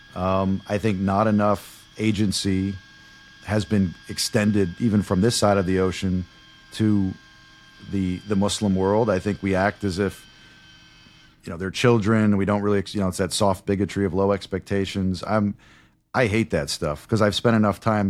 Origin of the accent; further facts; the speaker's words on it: United States; I am American.